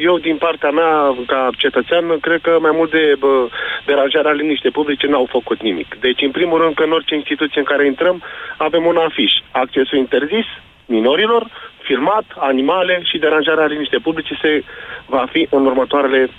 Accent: Romania; Trăim în România și pentru Uh, suntem români și avem dreptul să ne exprimăm.

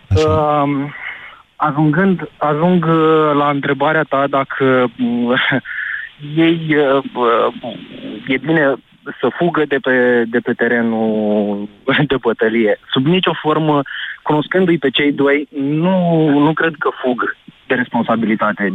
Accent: Iași, Iași County, Romania; sunt din Iași

